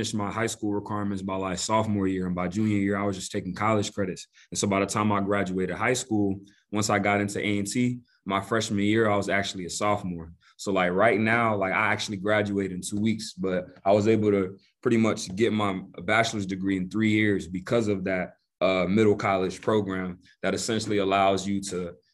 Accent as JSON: {"language": "English", "town": "Greensboro", "region": "North Carolina", "country": "United States", "tie": "born or raised there", "also_born_or_lived": "Togo", "said": "been living in Greensboro pretty much all my life. Grew up in Greensboro."}